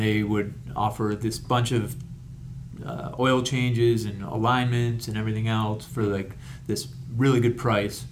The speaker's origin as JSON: {"language": "English", "town": "Rochester", "region": "New York", "country": "United States", "tie": "born or raised there", "moved": "as an adult", "lives_now": "Hawaii, United States", "said": "I'm from Rochester, New York"}